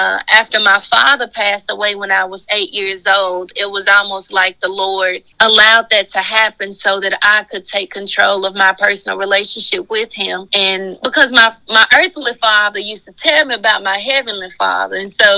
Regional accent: Memphis, Tennessee, United States; Yes, ma'am. Born and raised.

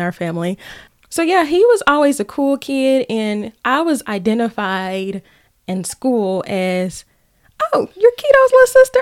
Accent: Brinkley, Arkansas, United States; moved away; originally from Brinkley, Arkansas, exit two one six

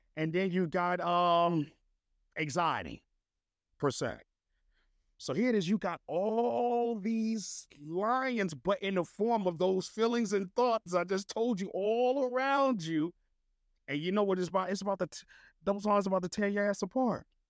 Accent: New Jersey, United States; moved away; I'm from Jersey

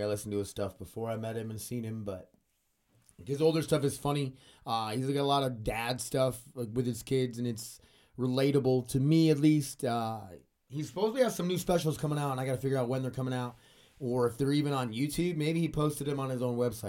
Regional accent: United States; 'cause I'm American.

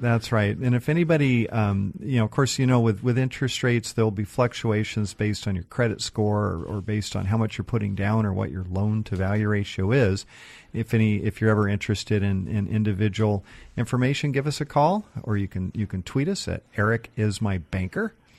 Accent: Seattle, Washington, United States; I grew up in North Seattle, kind of up by Northgate

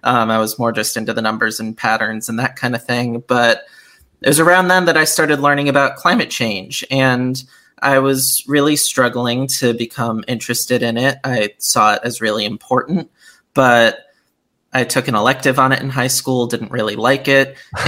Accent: Bethel, Connecticut, United States; So, yeah, I grew up in Bethel, Connecticut, and I was never all that outdoorsy growing up.

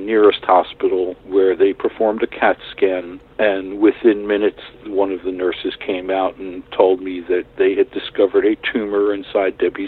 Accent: New York City, New York, United States; moved away as an adult; now in Watauga County, United States; I grew up in New York City in Brooklyn

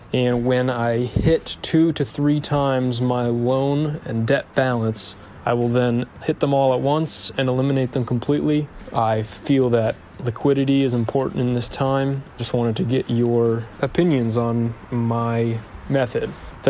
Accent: New Hampshire, United States; I'm from New Hampshire

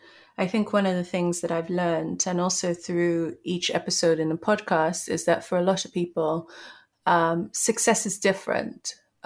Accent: Nigeria; So I think, you know, being Nigerian

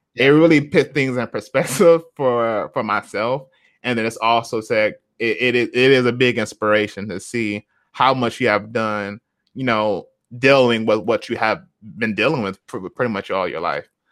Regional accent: Flint, Michigan, United States; moved away as an adult; now in Seattle, United States; we were raised in Flint

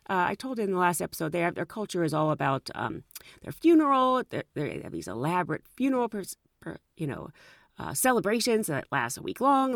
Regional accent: United States; I was from the United States

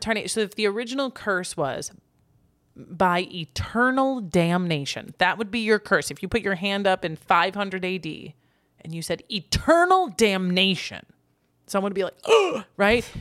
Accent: United States; as an American

